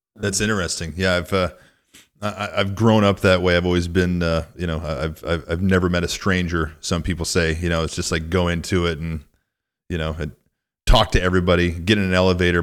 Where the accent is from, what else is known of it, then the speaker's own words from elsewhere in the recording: rural Northwest Illinois, United States; moved away as an adult; also born or lived in Minneapolis; I grew up in a really small town in rural Northwest Illinois